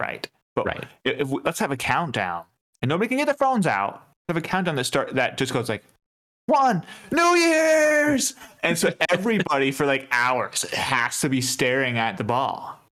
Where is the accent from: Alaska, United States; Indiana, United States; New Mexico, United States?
Alaska, United States; We're from Alaska.